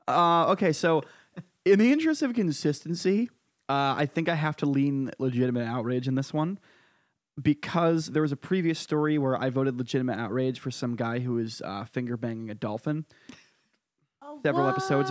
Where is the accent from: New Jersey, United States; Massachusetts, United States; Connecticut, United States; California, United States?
Connecticut, United States; Oh, my home state.